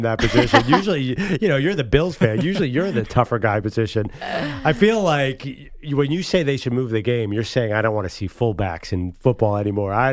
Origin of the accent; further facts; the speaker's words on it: Syracuse, New York, United States; I was born in Syracuse, New York.